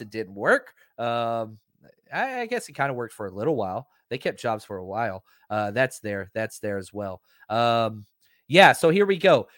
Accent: Texas, United States; I'm from Texas

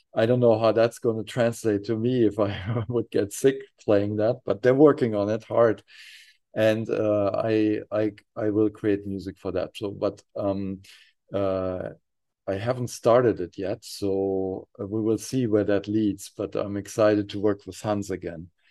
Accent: near Frankfurt, Hesse, Germany; born or raised there

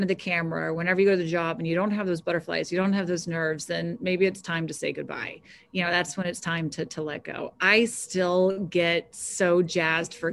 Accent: Jacksonville, Florida, United States; moved away; I grew up in Florida

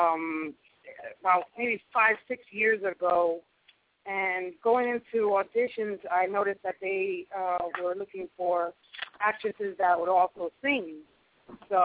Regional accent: New York, United States; moved away as an adult; now in Miami, United States; I'm born and raised in New York. Been in Florida 18 years.

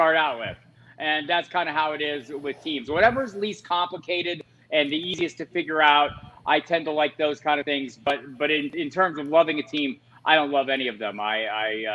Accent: Tucson, Arizona, United States; I grew up in Tucson, Arizona.

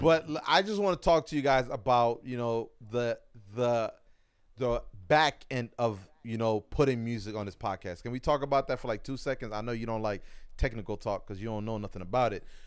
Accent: New York, United States; I'm from New York

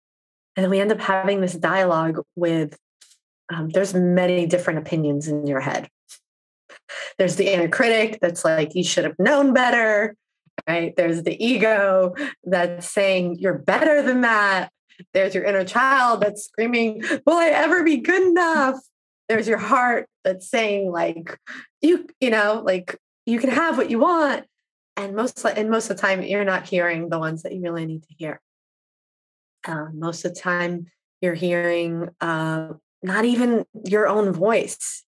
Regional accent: East Coast, United States; Because, you know, I grew up on the East Coast where you just, you go, you do.

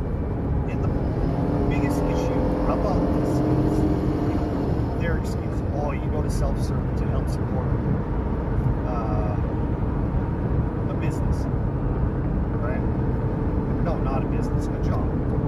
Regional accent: Canada; I'm from Canada

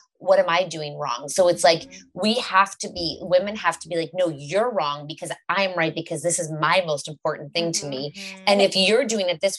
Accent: Canada; we're from Canada and we're quite liberal and open here

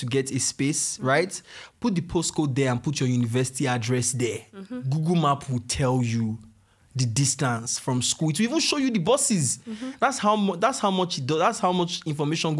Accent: Nigeria; moved away as an adult; now in United Kingdom; I'm a Nigerian

